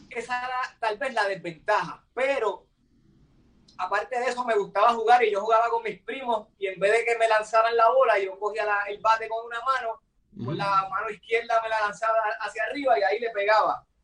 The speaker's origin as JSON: {"language": "Spanish", "town": "Toa Alta", "country": "Puerto Rico", "tie": "born or raised there", "said": "en las canchas donde me criaba en Toalta, de donde soy, ¿verdad? Originalmente"}